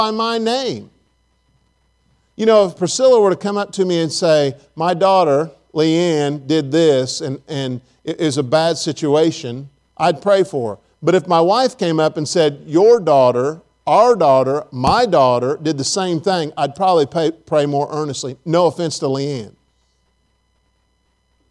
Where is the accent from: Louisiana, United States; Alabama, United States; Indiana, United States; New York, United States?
Indiana, United States; Farmersburg; also born or lived in Abilene, Texas; now in Tennessee, United States; I'm from the rural area of Farmersburg, Indiana